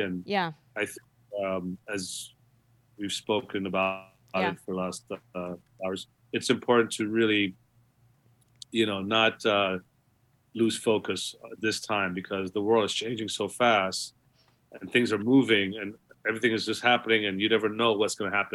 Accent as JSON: {"language": "English", "town": "New York City", "region": "New York", "country": "United States", "tie": "born or raised there", "also_born_or_lived": "Guyana", "said": "growing up in Queens"}